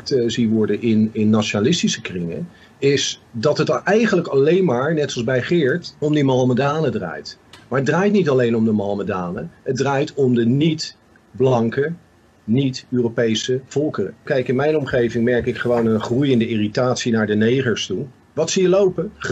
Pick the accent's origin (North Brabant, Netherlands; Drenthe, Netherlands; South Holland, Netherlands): South Holland, Netherlands; Rotterdam; ik kom uit Rotterdam. Ik ben daar opgegroeid.